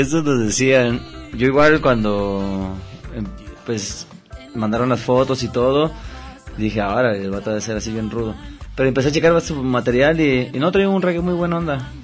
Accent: Oaxaca, Mexico; now in Guadalajara, Mexico; nosotros somos de Oaxaca

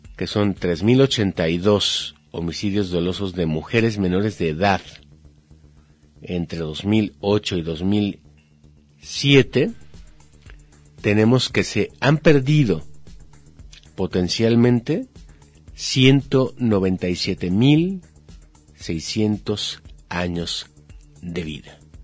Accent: Mexico; somos mexicanos

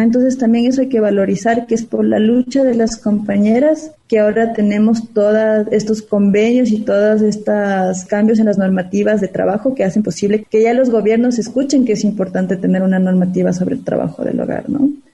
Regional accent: Ecuador; moved away; yo soy de, de Ecuador

